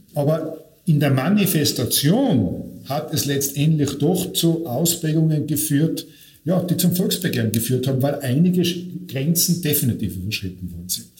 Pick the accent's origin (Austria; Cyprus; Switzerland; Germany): Austria; Tyrol; moved away; ich komme ursprünglich aus Tirol, wenn man vielleicht noch einen Akzent hört